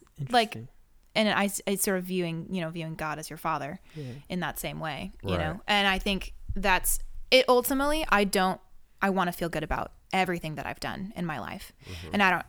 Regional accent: Seattle, Washington, United States; now in Los Angeles, United States; No, I'm from Seattle.

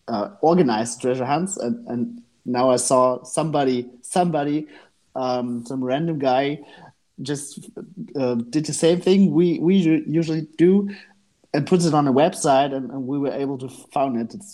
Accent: Gera, Thuringia, Germany; English is a second language; moved away as an adult; now in Hanover, Germany; I grew up in Eastern Germany

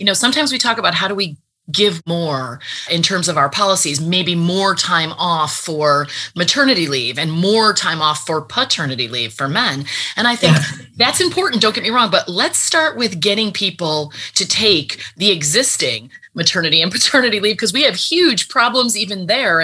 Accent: United States; as an American

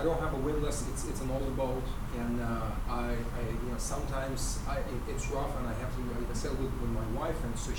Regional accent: Russia; moved away; also born or lived in Israel; Born in Russia, lived in Israel.

